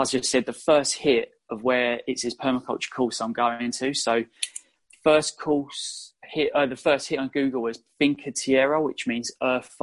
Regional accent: London, United Kingdom; also born or lived in Australia; So I come home from Australia, back to London

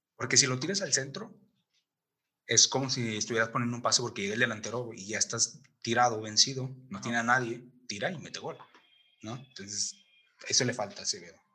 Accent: Mexico; yo como mexicano

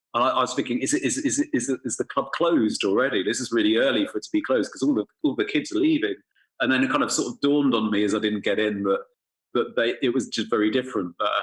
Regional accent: England, United Kingdom; also born or lived in London; now in Berlin, Germany; as an English person

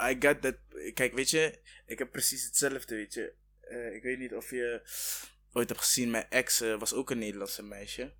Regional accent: Rwanda; now in Netherlands; ik kom uit Rwanda, weet je, ik ben ook Afrikaan

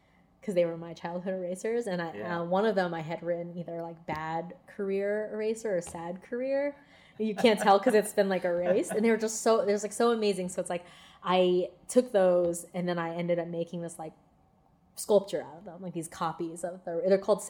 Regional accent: East Coast, United States; moved away as an adult; also born or lived in California; now in Pittsburgh, United States; I grew up in the East Coast

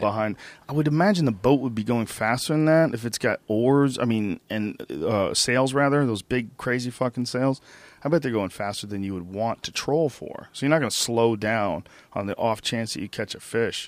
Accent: New Jersey, United States; moved away; also born or lived in Boston / New Rochelle, New York; I was born in New Jersey.

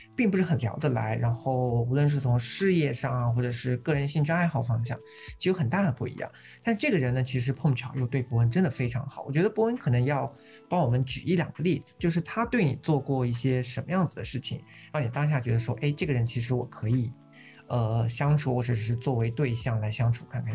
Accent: southern China, China; 我一个纯南方人

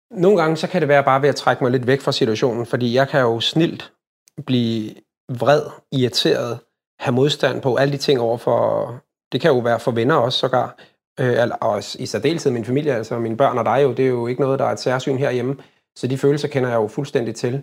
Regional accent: Copenhagen, Capital Region of Denmark, Denmark; jeg er født og opvokset i København

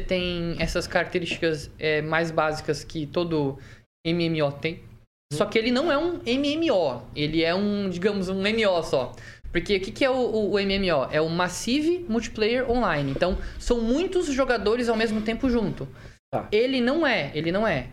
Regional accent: Santa Catarina, Brazil; now in Maringá, Brazil; eu nasci em Santa Catarina, mas a família da minha mãe é daqui de Maringá

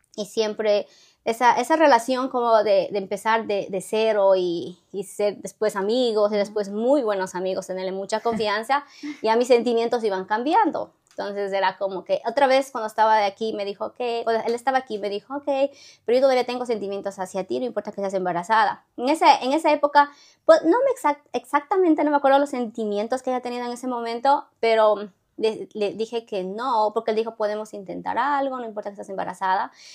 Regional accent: Ecuador; moved away as an adult; now in United States; en Ecuador nos enseñan desde el jardín, escuela, como 12 años de inglés

